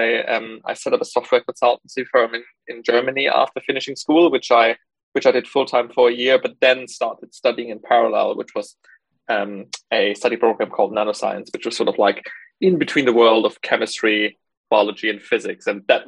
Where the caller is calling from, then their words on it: Cambridge, East of England, United Kingdom; I'm calling in from Cambridge today.